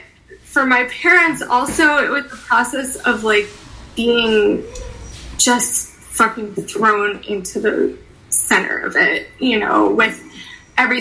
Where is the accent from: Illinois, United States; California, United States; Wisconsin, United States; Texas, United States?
Illinois, United States; Chicago; also born or lived in Skokie, Illinois; I was born in Edgewater, and then we lived in Rogers Park. And then I went to high school in Skokie, so Niles West